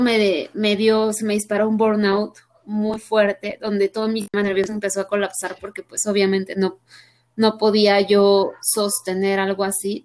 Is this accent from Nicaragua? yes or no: no; Mexico; soy mujer mexicana, muy orgullosamente mexicana